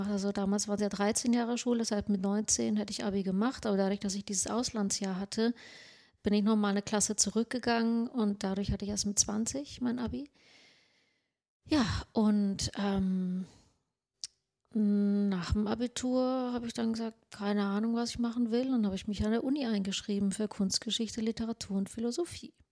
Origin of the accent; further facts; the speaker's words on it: Sweden; German is a second language; Ich so, ich bin Schwedin, also so